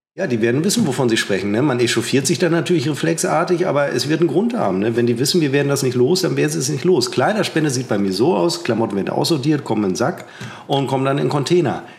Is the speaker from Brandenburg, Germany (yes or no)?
no; Münster, North Rhine-Westphalia, Germany; Ich bezeichne mich als Münsteraner.